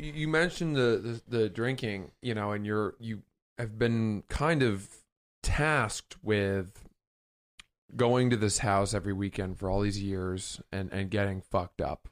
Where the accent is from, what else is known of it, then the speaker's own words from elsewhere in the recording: Maine, United States; I'm from Maine